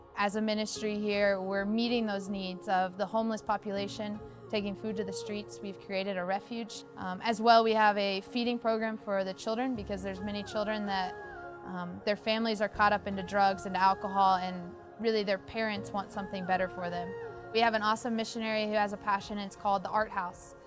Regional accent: Kentucky, United States; moved away as an adult; now in Costa Rica; I'm from Kentucky

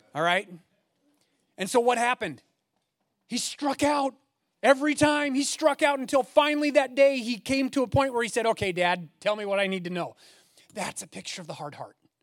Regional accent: Eugene, Oregon, United States; I grew up in the Eugene area

